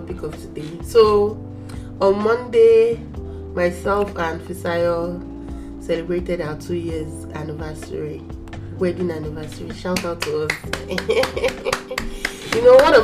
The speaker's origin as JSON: {"language": "English", "country": "Nigeria"}